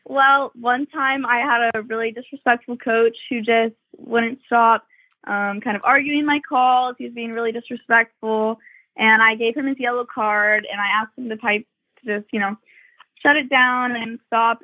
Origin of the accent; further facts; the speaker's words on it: Texas, United States; I'm from Texas